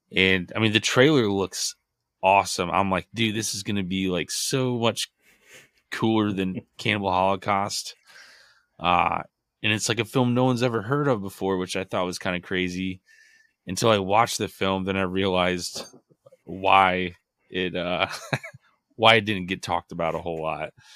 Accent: Midwest, United States; we're from the Midwest, so it is freezing cold, snowy

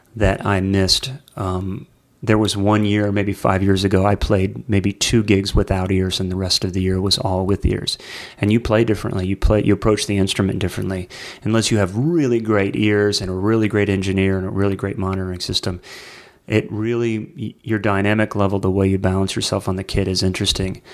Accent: Nashville, Tennessee, United States; my hometown here in Nashville

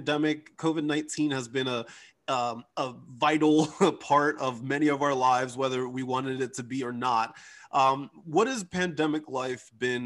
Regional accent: New Jersey, United States; accent: South Jersey; I have a South Jersey accent

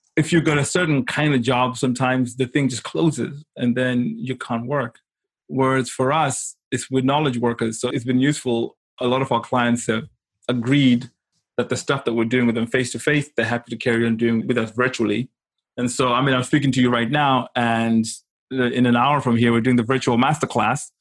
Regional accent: Zimbabwe; moved away as an adult; also born or lived in Kent, United Kingdom; I'm from Zimbabwe. I grew up in Africa

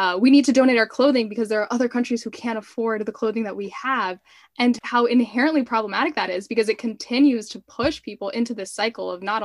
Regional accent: Miami, Florida, United States; I am Cuban American, and my mom immigrated when she was a child with her family. And I'm from Miami

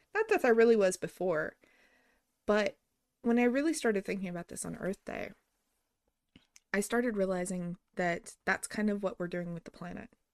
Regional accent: New Mexico, United States; I grew up in New Mexico.

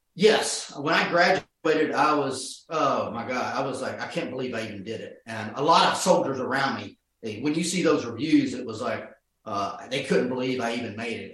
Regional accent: Norcross, Georgia, United States; my neighborhood in Georgia, outside of Norcross, Georgia

